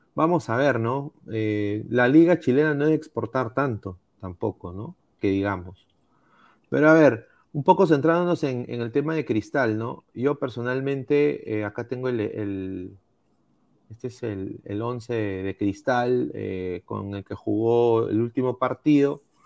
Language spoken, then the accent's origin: Spanish; Peru; uno como peruano